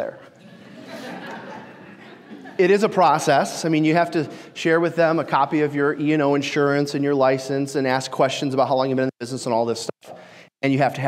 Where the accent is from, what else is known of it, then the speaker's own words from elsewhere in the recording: Detroit, Michigan, United States; I'm from Detroit